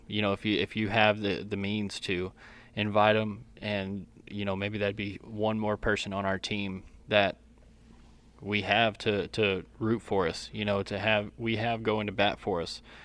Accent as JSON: {"language": "English", "area": "Collin County", "region": "Texas", "country": "United States", "tie": "born or raised there", "said": "I grew up in Collin County"}